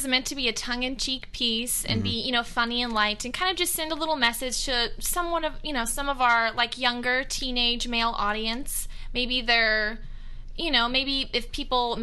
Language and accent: English; College Station, Texas, United States; I'm from College Station, Texas